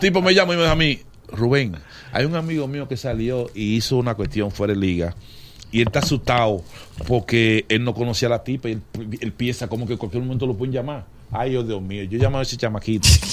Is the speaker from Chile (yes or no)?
no; Dominican Republic; moved away as an adult; also born or lived in New York, United States; Yo me fui para Nueva York en el 81 y cuando tú llegas allí muy joven en los Estados Unidos y sin familia, y con responsabilidades aquí en República Dominicana